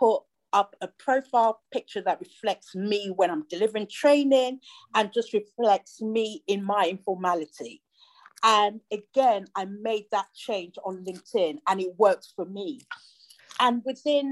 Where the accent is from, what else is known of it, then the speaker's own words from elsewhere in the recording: Nigeria; moved away; I grew up with him in Nigeria